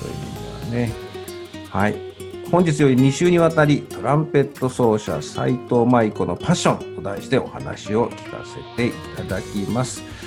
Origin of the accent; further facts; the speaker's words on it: Nagoya, Aichi, Japan; 私名古屋の出身ですけど